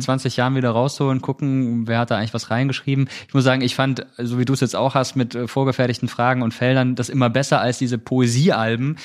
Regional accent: Malsch, Baden-Württemberg, Germany; moved away as an adult; also born or lived in Rhineland-Palatinate (near Mainz); now in Mainz area, Germany; Geboren bin ich in Baden-Württemberg, in der Nähe von Karlsruhe, in Malsch

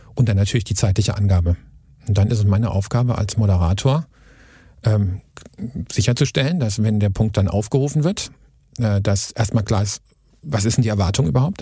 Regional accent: Karlsruhe, Baden-Württemberg, Germany; Wir sind ja aus Karlsruhe

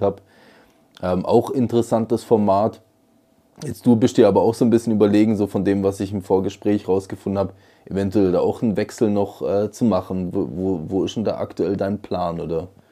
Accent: Switzerland; bei uns in der Schweiz

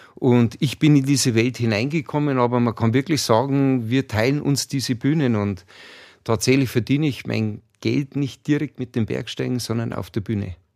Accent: Chiemgau, Berchtesgadener Land, Bavaria, Germany; wir sind in den Bergen groß geworden, im Chiemgau, im Berchtesgadener Land

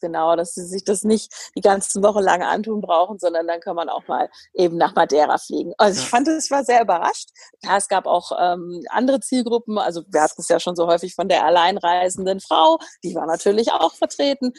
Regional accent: Germany; bei uns in Deutschland

